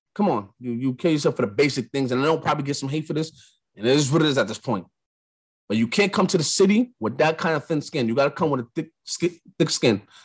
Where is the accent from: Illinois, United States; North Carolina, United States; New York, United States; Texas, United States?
New York, United States; I'm from New York